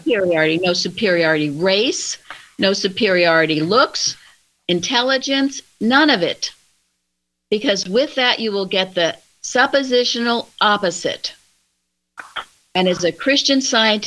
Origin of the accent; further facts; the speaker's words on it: Plainfield, United States; When I was a young child growing up in Plainfield